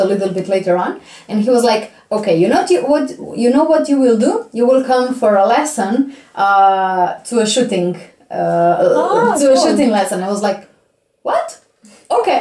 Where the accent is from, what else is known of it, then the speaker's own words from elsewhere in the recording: Jesenice, Slovenia; English is a second language; I come from Isenice.